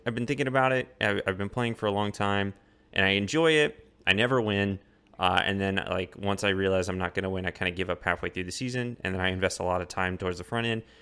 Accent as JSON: {"language": "English", "country": "Colombia", "tie": "born or raised there", "moved": "yes", "lives_now": "Austin, United States", "said": "my hometown in Colombia"}